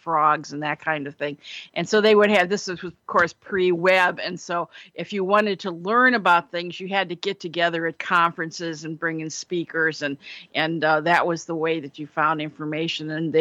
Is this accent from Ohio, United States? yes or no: yes; Cleveland, Ohio, United States; When I was growing up in Cleveland